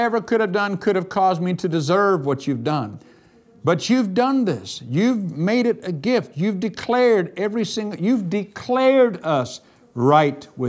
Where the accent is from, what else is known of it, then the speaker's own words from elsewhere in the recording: United States; I'm an American